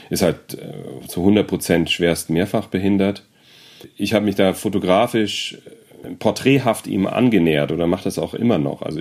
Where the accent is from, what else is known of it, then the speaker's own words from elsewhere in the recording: Frankfurt, Hesse, Germany; Und ich komme aus Frankfurt am Main.